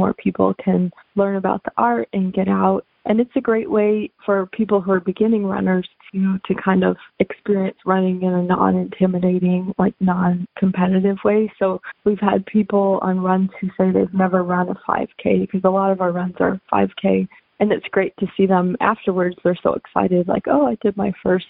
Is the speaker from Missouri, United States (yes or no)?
yes; St. Louis, Missouri, United States; I'm originally from St. Louis, and I ran cross country and track growing up.